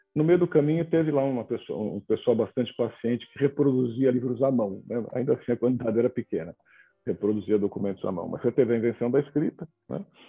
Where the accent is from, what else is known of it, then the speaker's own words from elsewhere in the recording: São Paulo, Brazil; now in João Pessoa, Brazil; nasci em São Paulo, nasci na Moca